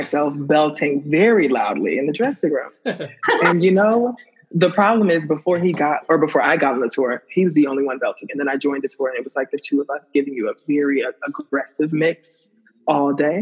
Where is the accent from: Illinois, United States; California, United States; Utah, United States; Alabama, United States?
Alabama, United States; Birmingham; born or raised there; moved away